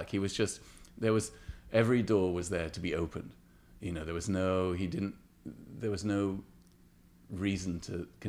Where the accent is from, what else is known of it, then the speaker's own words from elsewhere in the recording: England, United Kingdom; Whereas growing up in England in the 70s and 80s, it was a place of why